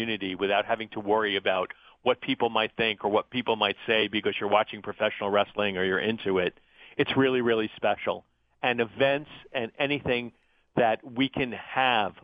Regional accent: New York area, United States; moved away as an adult; also born or lived in Florida; I grew up in the New York area

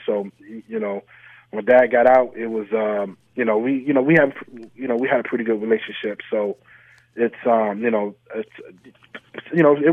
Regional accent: Syracuse, New York, United States; growing up in Syracuse, you always become automatically an SU fan

